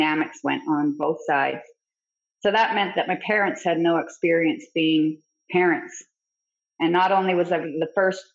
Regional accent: Fort Nelson, British Columbia, Canada; I grew up in Fort Nelson, BC, and it's a very small town.

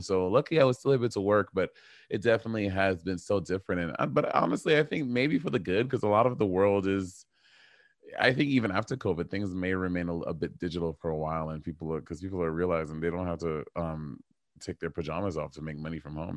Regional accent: St. Lucia; moved away; my family is from Saint Lucia, and I grew up in Saint Lucia for a big chunk of my life.

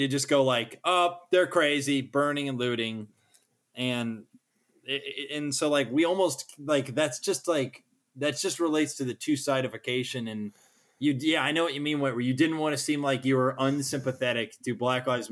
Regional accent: United States

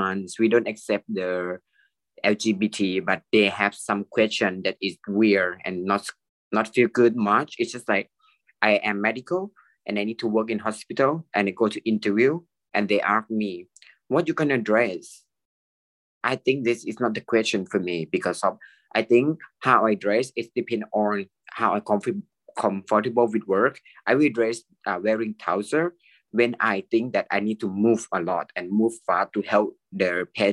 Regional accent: Thailand; I'm a medical technologist. I'm from Thailand

